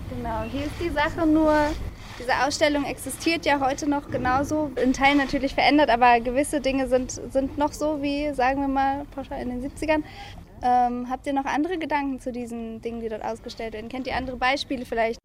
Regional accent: near Witzenhausen, Hesse, Germany; ich bin ganz in der Nähe von hier aufgewachsen

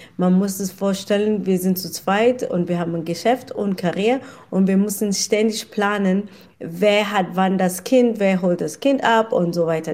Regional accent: South Africa; German is a second language; moved away as an adult; now in Kelkheim, Germany; ich bin in Südafrika geboren.

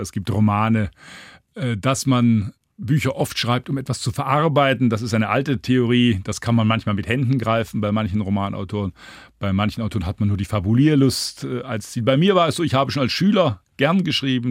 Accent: Heilbronn, Baden-Württemberg, Germany; moved away; in Heilbronn, meiner Heimatstadt

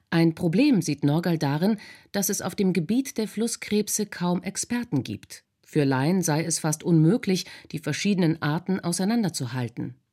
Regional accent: Germany

